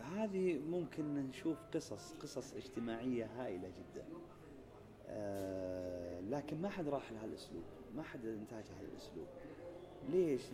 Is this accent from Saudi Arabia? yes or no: yes; Saudi Arabia; عندنا في المملكة العربية السعودية